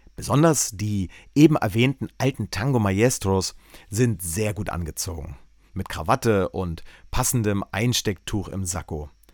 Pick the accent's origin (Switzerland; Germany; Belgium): Germany; East Germany; meine Kindheit in der DDR